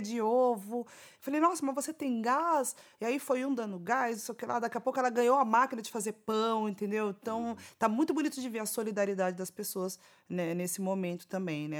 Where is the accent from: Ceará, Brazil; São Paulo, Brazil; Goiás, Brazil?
São Paulo, Brazil; Que é um lugar onde eu nasci, cresci, vivi muitas coisas lá